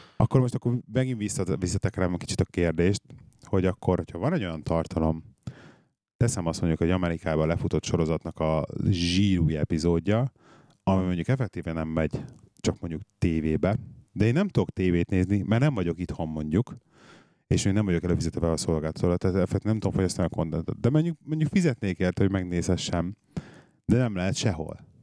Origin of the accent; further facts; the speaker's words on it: Budapest, Hungary; moved away as an adult; now in England; a városban nőttem föl, és hiányzik a város